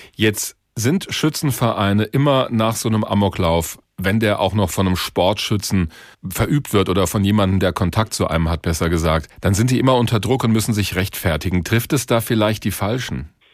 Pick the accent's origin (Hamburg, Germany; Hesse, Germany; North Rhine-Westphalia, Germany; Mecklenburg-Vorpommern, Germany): Hesse, Germany; Bei uns in Hessen